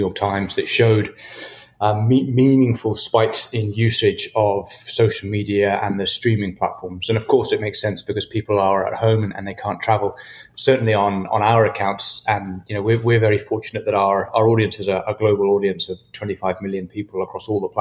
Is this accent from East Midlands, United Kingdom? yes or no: no; Perth, Scotland, United Kingdom; moved away as an adult; also born or lived in New Zealand; I grew up in Scotland on a farm in the middle of nowhere.